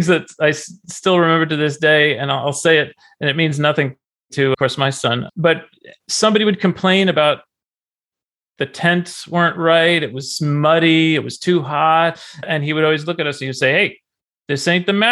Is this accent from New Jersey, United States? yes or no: yes; Garwood, New Jersey, United States; I grew up in New Jersey in a small town named Garwood.